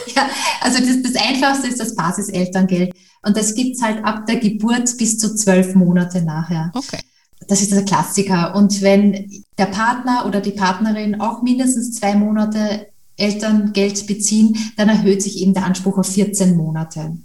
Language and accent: German; Austria; Ich komme ja aus Österreich